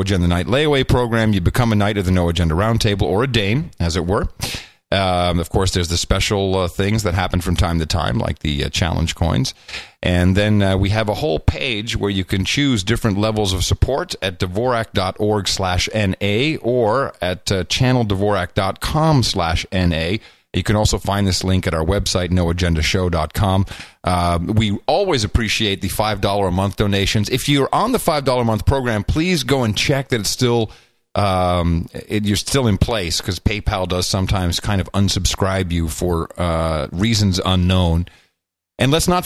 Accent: Netherlands; moved away; I grew up in the Netherlands.

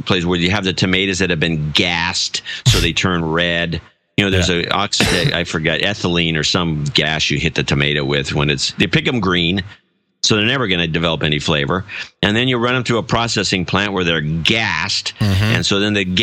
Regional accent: California, United States; I'm from California

